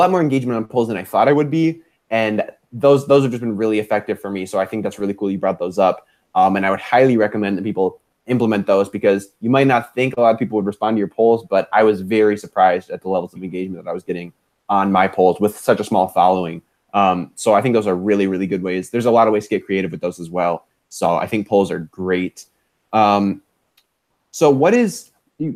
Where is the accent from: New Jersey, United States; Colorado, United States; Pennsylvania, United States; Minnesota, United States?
Minnesota, United States; Minneapolis; I'm from the Midwest, Minneapolis specifically